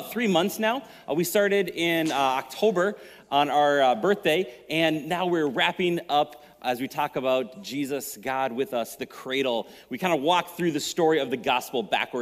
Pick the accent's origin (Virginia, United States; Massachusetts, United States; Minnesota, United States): Minnesota, United States; I'm a Minnesota driver. I kind of grew up here